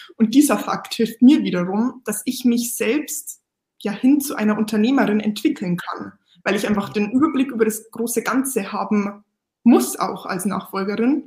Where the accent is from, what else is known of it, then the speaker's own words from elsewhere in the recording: Lower Bavaria, Germany; Ich bin ja, wie gesagt, damit aufgewachsen in Niederbayern